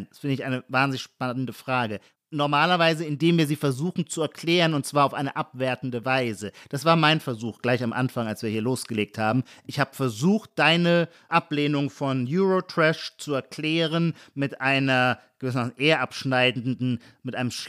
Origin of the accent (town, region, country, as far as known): Heidelberg, Baden-Württemberg, Germany